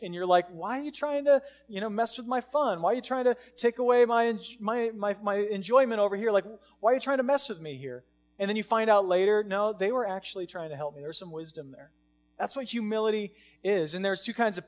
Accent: United States; We live in America. I live in America because I got rights as American

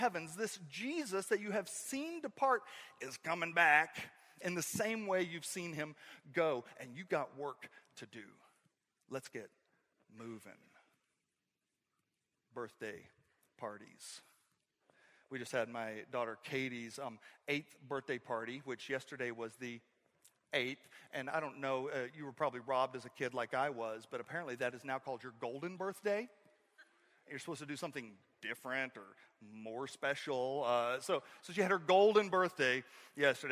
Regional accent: northeast Oklahoma, United States; moved away; I grew up in Oklahoma, and then we had tornadoes that would come through in northeast Oklahoma

